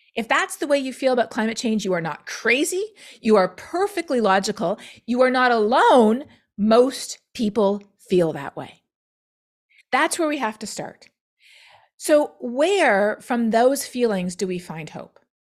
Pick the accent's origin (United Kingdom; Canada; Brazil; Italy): Canada; now in United States; being Canadian is actually very important for me working in climate change in the United States